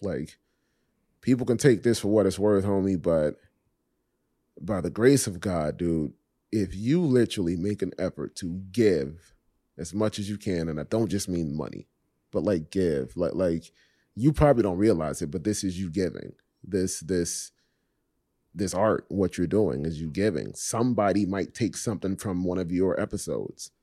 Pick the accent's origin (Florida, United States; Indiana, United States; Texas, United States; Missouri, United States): Florida, United States; Miami; also born or lived in Richmond Heights, Miami; I was born and raised in Coconut Grove, and then we moved to the Heights, to, to Richmond Heights